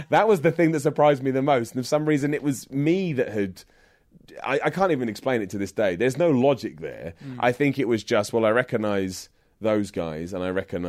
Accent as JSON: {"language": "English", "town": "Luton", "region": "East of England", "country": "United Kingdom", "said": "I'm from London. I'm from Luton, but it's like 10 minutes away from London."}